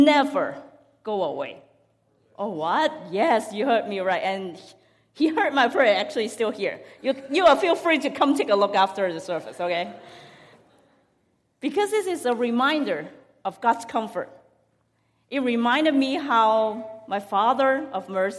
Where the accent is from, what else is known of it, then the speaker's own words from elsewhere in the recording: Hong Kong; I grew up in Hong Kong